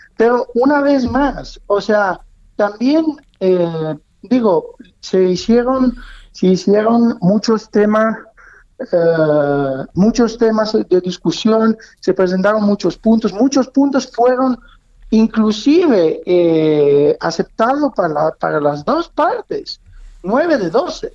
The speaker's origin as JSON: {"language": "Spanish", "country": "Italy", "moved": "yes", "lives_now": "Mexico"}